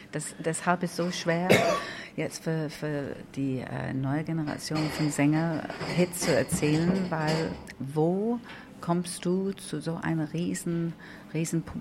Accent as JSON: {"language": "German", "region": "England", "country": "United Kingdom", "second_language": "German", "said": "weil als Engländerin der nicht viel Ahnung von der Schlagerabteilung war, habe ich getan, wenn, wenn er meint."}